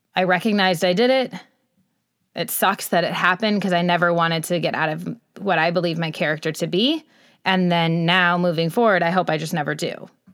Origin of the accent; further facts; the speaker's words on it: Michigan, United States; moved away as an adult; also born or lived in Los Angeles, United States; I was raised in Michigan